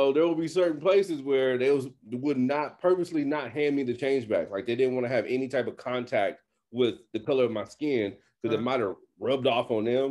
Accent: Texas, United States; I don't know. It's called being a Texan. That's the only thing I can say.

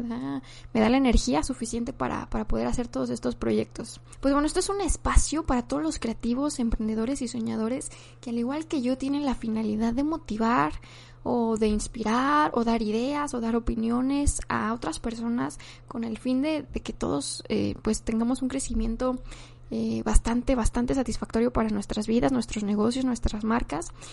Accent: Mexico; also born or lived in Guadalajara, Jalisco; soy mexicana, tengo 24 años y actualmente vivo en la ciudad de Guadalajara, Jalisco.

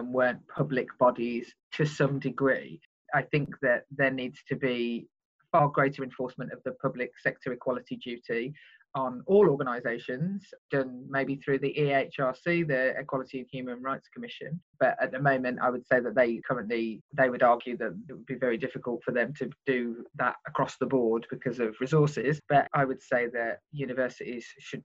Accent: Birmingham, West Midlands, United Kingdom; I come from Birmingham where we have the grammar school system still

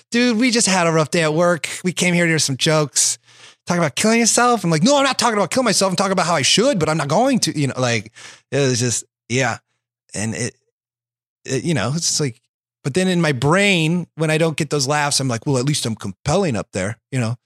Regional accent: Iowa, United States; now in Los Angeles, United States; I'm from Iowa

